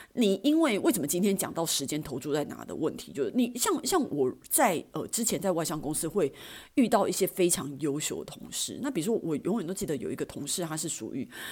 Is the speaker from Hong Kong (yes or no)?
no; Taiwan; 身为台湾人